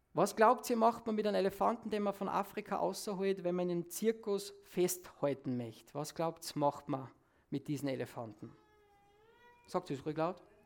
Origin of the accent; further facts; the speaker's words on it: Salzburg, Austria; Bei uns in Salzburg